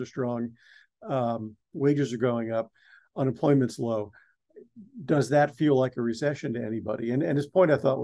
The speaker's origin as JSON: {"language": "English", "region": "East Coast", "country": "United States", "tie": "born or raised there", "said": "I grew up on the East Coast"}